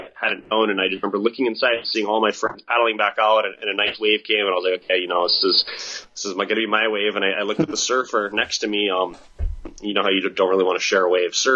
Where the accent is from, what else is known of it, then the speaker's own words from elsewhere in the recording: Kauai, Hawaii, United States; also born or lived in New Zealand; I was born and raised here on Kauai